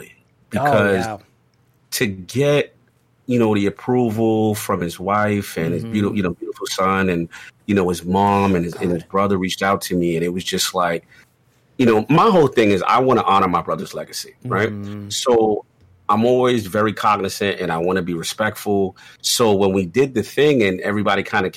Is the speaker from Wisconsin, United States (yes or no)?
no; New York City, New York, United States; I'm a kid from the South Bronx